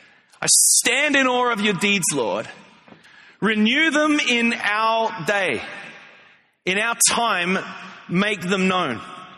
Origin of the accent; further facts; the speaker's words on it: Australia; When I was growing up in Australia, I grew up in the church.